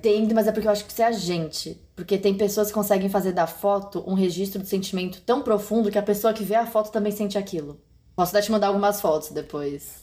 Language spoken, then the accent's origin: Portuguese; São Paulo, Brazil; moved away; Eu estou em São Paulo, voltei para minha terra natal